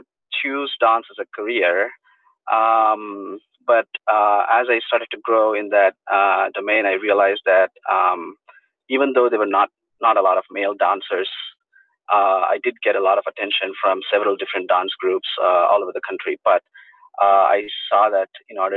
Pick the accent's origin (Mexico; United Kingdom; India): India; Bangalore, Karnataka; moved away as an adult; also born or lived in Pennsylvania / Wyoming; now in United States; I am originally from Bangalore, India, where I was born, and I grew up there